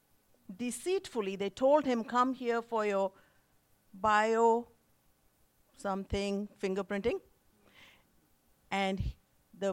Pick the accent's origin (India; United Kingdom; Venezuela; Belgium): India; moved away; I was born and raised in India